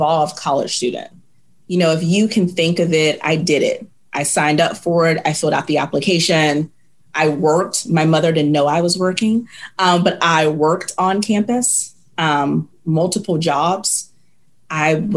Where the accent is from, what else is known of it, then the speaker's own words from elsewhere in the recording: Virginia, United States; moved away as an adult; now in Nashville, United States; I'm from Virginia